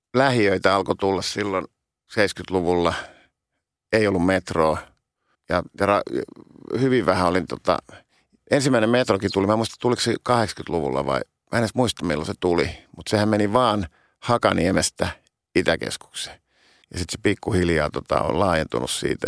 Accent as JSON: {"language": "Finnish", "town": "Helsinki", "region": "Uusimaa", "country": "Finland", "tie": "born or raised there", "said": "mä oon syntynyt stadi, Helsingissä"}